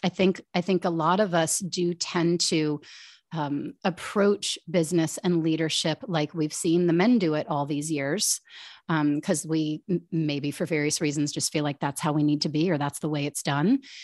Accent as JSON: {"language": "English", "country": "United States", "tie": "born or raised there", "said": "born and raised outside Washington, D C, and that's where I've lived most of my life."}